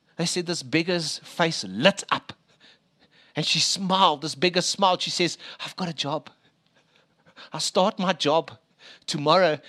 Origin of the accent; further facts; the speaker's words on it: Springs, Gauteng, South Africa; I was born in Eastvale, proper place there, other side Springs.